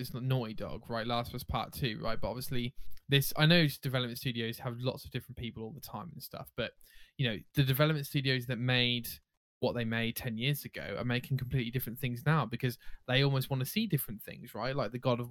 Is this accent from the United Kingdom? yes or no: yes; United Kingdom; We're British.